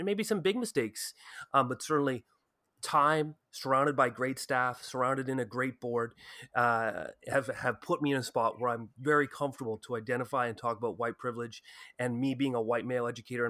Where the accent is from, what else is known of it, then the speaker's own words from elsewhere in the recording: Ottawa, Ontario, Canada; I came from Ottawa, which is a particularly white community, white town in Canada.